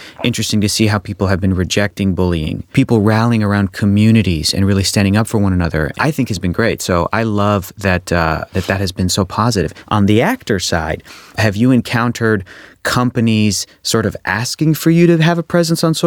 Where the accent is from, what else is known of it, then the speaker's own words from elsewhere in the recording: San Diego, California, United States; I am from San Diego. I'm born and raised in San Diego, and I've been going to Comic-Con since I was a kid